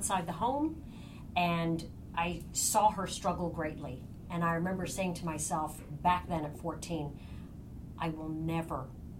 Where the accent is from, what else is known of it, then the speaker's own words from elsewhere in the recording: Ireland; I'm Irish. It's in my blood to be a storyteller. That's what Irish people do, is they talk and tell stories, and that's the culture in which I grew up at my home.